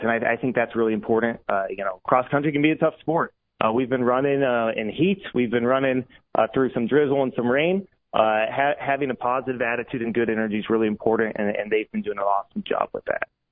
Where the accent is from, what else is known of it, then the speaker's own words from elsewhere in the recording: Atlantic, Iowa, United States; I grew up in Atlantic.